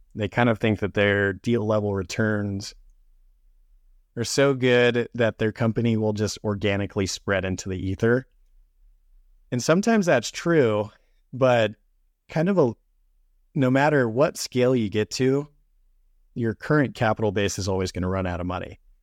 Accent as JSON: {"language": "English", "town": "St. George", "region": "Utah", "country": "United States", "moved": "as an adult", "lives_now": "Salt Lake City, United States", "said": "I'm originally from Saint George, Utah. I moved up to Salt Lake City in twenty sixteen"}